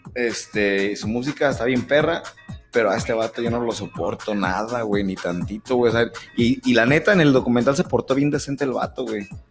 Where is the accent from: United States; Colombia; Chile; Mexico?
Mexico; así somos los mexicanos